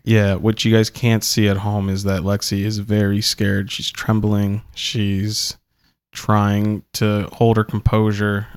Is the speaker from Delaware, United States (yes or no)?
yes; Delaware, United States